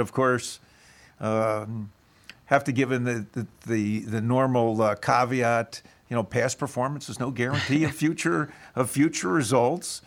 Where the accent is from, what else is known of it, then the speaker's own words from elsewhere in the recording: Philadelphia, Pennsylvania, United States; I grew up in Philad-, Philadelphia